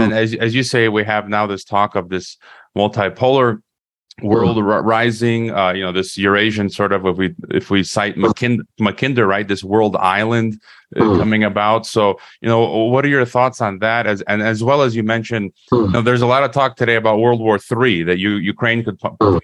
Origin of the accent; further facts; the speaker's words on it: United States; I was born in the U.S. I'm an American